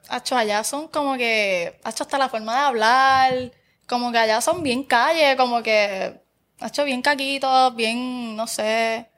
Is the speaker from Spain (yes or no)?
no; Barranquitas, Puerto Rico; yo soy de Barranquitas. Y en Barranquitas está, por ejemplo, las eh, superiores, la nueva y la vieja